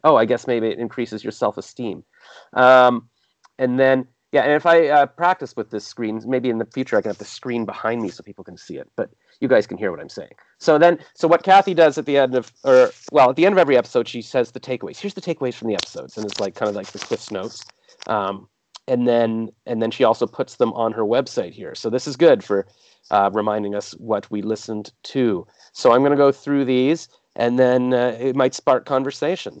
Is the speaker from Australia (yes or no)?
no; Canada; accent: Canadian; also born or lived in Toronto; I'm Canadian